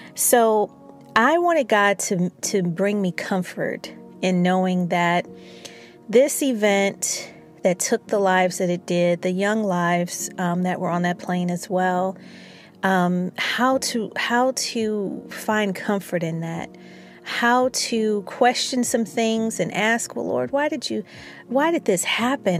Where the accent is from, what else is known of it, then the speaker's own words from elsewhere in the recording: Chicago, Illinois, United States; I'm from Chicago